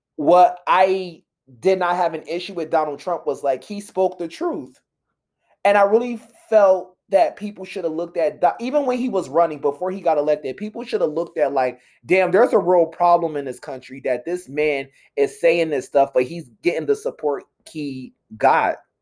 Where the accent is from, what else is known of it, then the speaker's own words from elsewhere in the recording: Pennsylvania, United States; also born or lived in Philadelphia; I'm from Pennsylvania